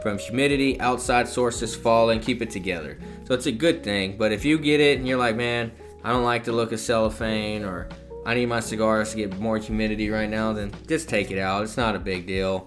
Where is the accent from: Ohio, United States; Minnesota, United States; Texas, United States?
Texas, United States; South; I'm from South Texas